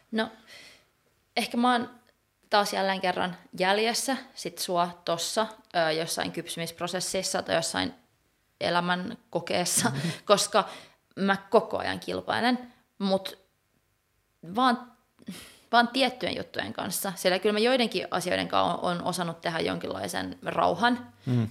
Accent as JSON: {"language": "Finnish", "country": "Finland", "also_born_or_lived": "Gothenburg, Sweden", "first_language": "Swedish (co-native with Finnish)", "said": "mä oon taiteilija Suomesta, mutta mä oon suomenruotsalainen, mä osaan ruotsia"}